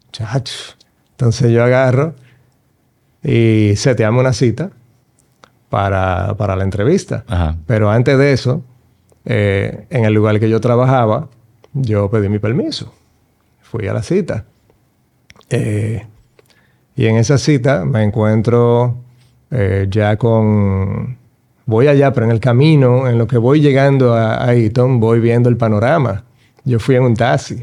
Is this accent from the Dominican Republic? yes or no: yes; Dominican Republic